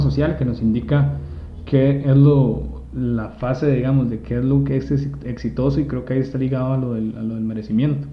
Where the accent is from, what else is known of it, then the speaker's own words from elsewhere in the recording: Costa Rica; nosotros que nacimos en Costa Rica